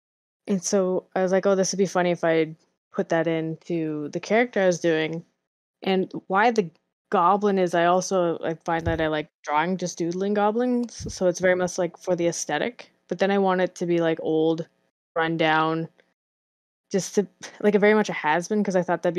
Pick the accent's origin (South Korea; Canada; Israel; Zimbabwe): Canada; Hello. We're from Canada.